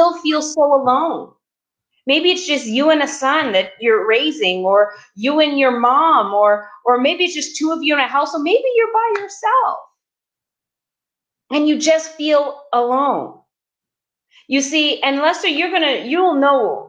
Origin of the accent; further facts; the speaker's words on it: Toronto, Ontario, Canada; moved away as an adult; now in Los Angeles, United States; I was originally from Toronto, and I was living in Toronto at the time a few years back